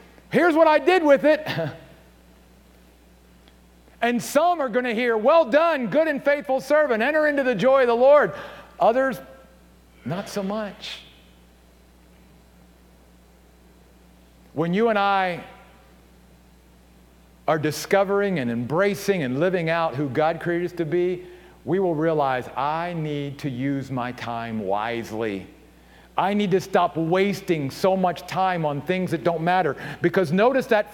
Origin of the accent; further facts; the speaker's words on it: Maryland, United States; moved away as an adult; also born or lived in upstate New York; my home state of Maryland